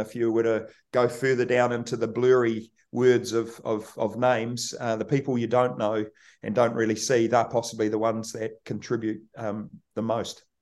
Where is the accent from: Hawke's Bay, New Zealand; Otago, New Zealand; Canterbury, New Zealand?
Canterbury, New Zealand; Kaikoura; born or raised there